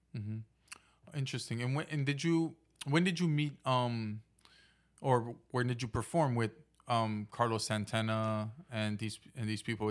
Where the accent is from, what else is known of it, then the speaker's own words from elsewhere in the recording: Haiti; growing up in Haiti